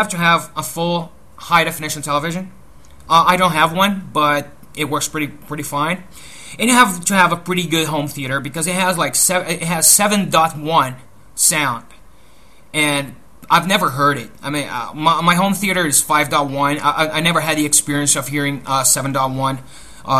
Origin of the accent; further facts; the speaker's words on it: Brazil; I am from Brazil